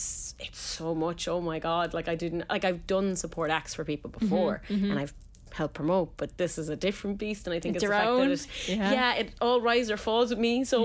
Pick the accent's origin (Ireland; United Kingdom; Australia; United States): Ireland; Tipperary, Munster; Like, yeah, from Tip.